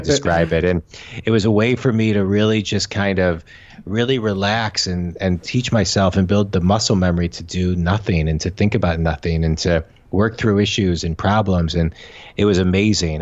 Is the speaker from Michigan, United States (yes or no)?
yes; Michigan, United States; I'm from Michigan. I'm in, we're in Michigan now with our family